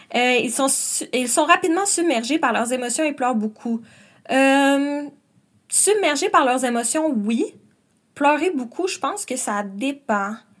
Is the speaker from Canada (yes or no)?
yes; Quebec City, Quebec, Canada; moved away as an adult; now in Montreal, Canada; je viens de Québec et là j'habite à Montréal